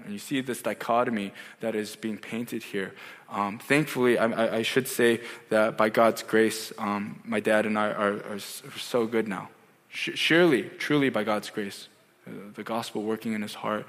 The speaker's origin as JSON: {"language": "English", "country": "United States", "tie": "born or raised there", "also_born_or_lived": "South Korea", "said": "I grew up as an Asian American kid in America"}